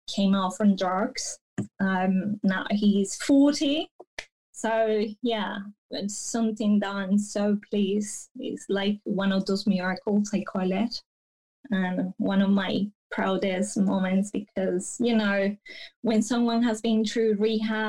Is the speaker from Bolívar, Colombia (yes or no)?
no; Bello, Antioquia, Colombia; also born or lived in Medellín; I grew up like half an hour away from Medellin in this town called Bello